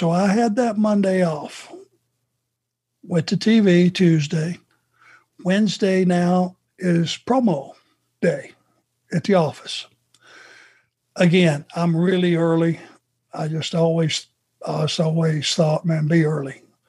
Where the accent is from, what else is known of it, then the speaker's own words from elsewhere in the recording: the South, United States; accent: Southern; But I just knew a guy with my heavy Southern accent. I don't have it anymore, do I?